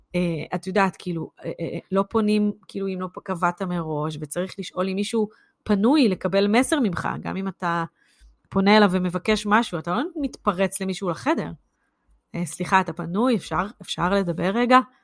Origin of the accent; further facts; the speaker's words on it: Israel; now in United Kingdom; אנחנו כישראלים